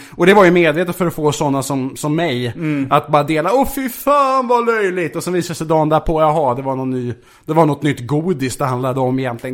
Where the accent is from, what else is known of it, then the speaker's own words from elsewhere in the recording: Vaxholm, Stockholm County, Sweden; Jag kom från Vaxholm, villaförort